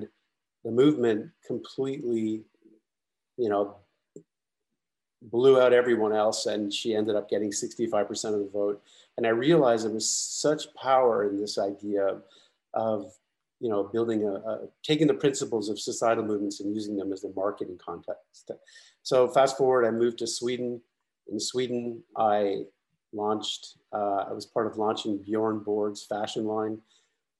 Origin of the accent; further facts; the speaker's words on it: Canada; moved away; I'm originally from Canada. I went to university in Canada